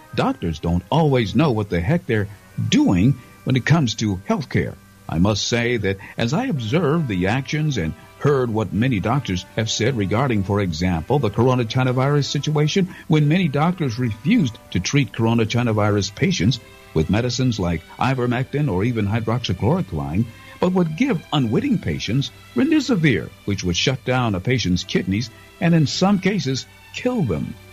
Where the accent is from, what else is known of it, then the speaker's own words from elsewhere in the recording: Cleveland, Ohio, United States; When I was just a little lad growing up in Cleveland